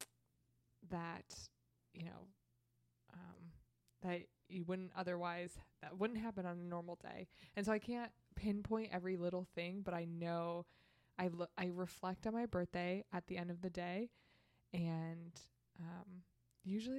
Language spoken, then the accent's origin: English; Midwest, United States; growing up in the Midwest